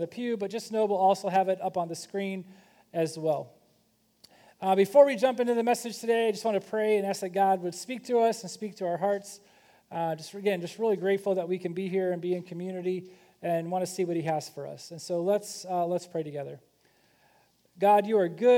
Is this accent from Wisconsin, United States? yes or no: no; Kentucky, United States; I'm from Kentucky